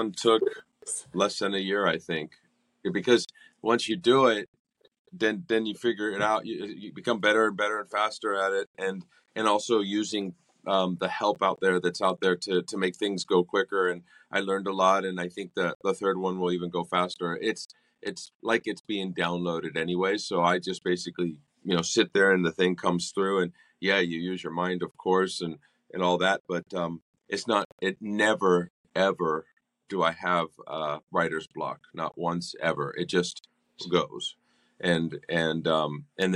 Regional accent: California, United States; moved away as an adult; I grew up in California and I moved down here when I was 23

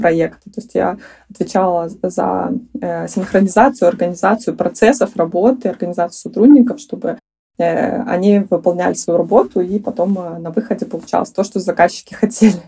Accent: Belarus; moved away as an adult; now in Sweden; в моей стране, я из Беларуси

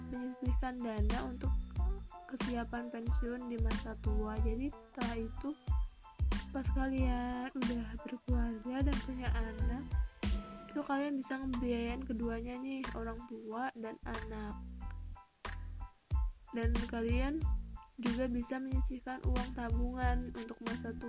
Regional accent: Central Java, Indonesia; bukan hal yang aneh sih di keluarga daerah aku atau kota aku Jawa Tengah atau mungkin di seluruh Indonesia

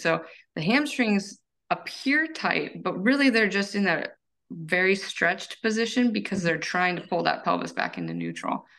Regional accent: United States; I am from the Tahoe Lake area

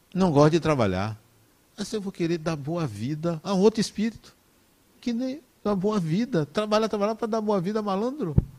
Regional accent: Brazil; eu nasci no Brasil

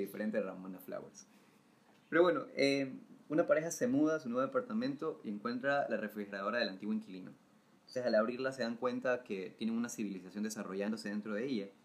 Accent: Salinas, Santa Elena, Ecuador; now in Guayaquil, Ecuador; soy foráneo, ustedes los ya conocen, soy de Salinas

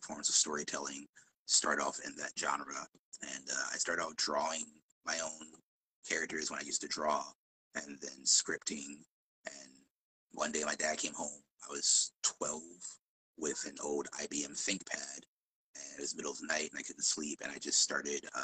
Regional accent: Chicago, Illinois, United States; I grew up in Chicago

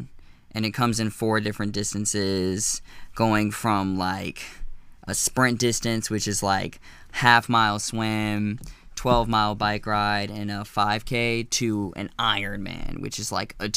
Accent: Reisterstown, Maryland, United States; also born or lived in Albany, New York / California; I was born in Albany, New York, but I've been in Baltimore most of my life, and I grew up in Reisterstown

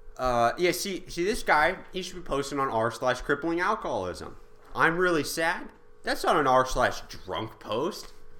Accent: Australia; I'm Australian.

